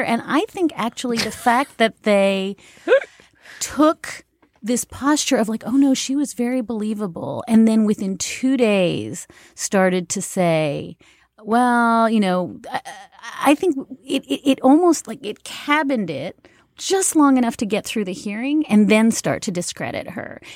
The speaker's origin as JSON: {"language": "English", "country": "Canada", "moved": "yes", "said": "I am Canadian"}